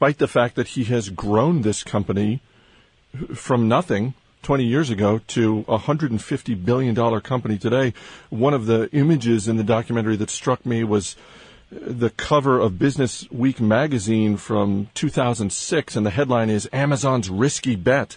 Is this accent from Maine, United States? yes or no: yes; Maine, United States; I grew up in Maine